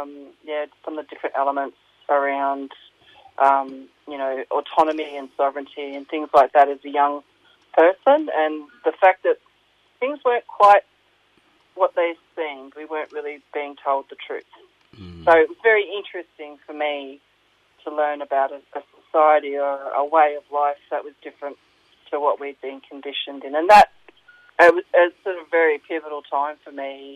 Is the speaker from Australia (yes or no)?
yes; Logan City, Queensland, Australia; moved away as an adult; also born or lived in Brisbane; now in Melbourne, Australia; growing up in Logan City between Brisbane and the Gold Coast